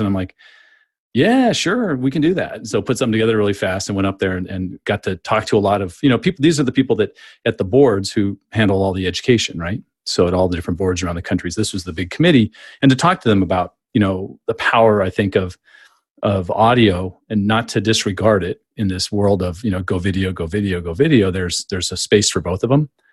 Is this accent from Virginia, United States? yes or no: no; San Diego, California, United States; moved away as an adult; also born or lived in Phoenix; now in Tampa Bay, United States; I grew up in San Diego